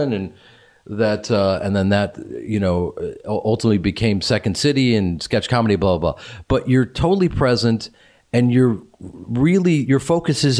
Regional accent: Chicago, Illinois, United States; moved away; he and I grew up in Chicago

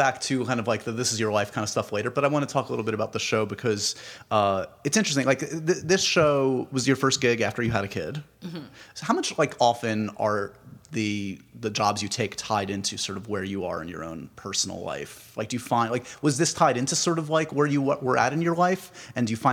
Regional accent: New York City, New York, United States; I grew up on the Upper West Side.

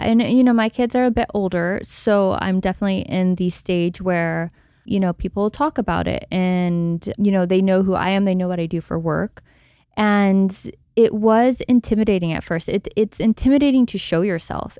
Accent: Texas, United States; I grew up in Texas

